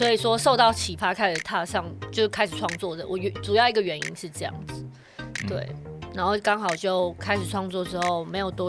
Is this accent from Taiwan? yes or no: yes; Yonghe, New Taipei, Taiwan; 我是台永和，就是新北， 哦， 嗯，北部人啊，应该这样讲。